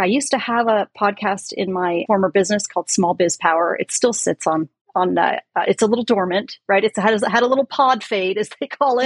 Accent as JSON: {"language": "English", "area": "San Francisco Bay Area", "region": "California", "country": "United States", "tie": "born or raised there", "said": "I grew up in the Bay Area, San Francisco Bay Area."}